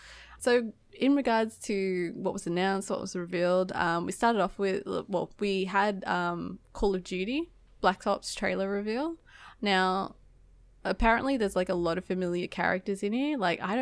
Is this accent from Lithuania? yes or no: no; Australia; moved away as an adult; now in United States; I'm Australian